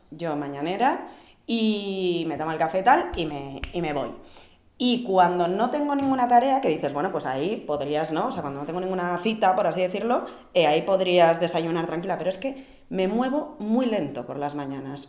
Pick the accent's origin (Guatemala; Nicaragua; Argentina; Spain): Spain; Vitoria-Gasteiz, Basque Country; yo que soy de Vitoria, que ahí hace, que yo cuando me levantaba pronto para ir al colegio y hacía un frescor